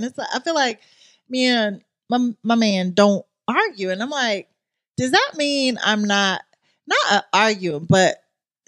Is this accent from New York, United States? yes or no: yes; New York, United States; now in North Carolina, United States; my home state of New York